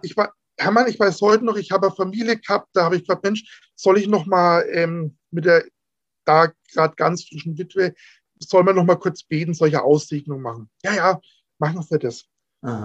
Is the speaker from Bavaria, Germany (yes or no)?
yes; Franconia, Bavaria, Germany; Bei uns in Franken